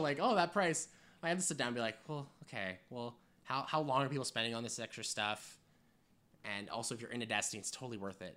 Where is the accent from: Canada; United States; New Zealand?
Canada; we're from Canada